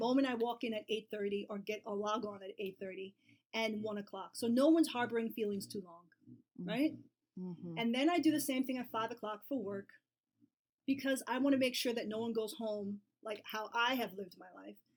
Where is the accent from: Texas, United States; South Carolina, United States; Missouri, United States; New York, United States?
New York, United States; New York City; I'm from New York and New York City